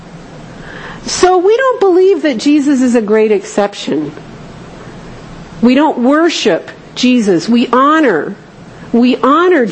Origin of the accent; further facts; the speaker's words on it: Southern California, United States; I grew up in Southern California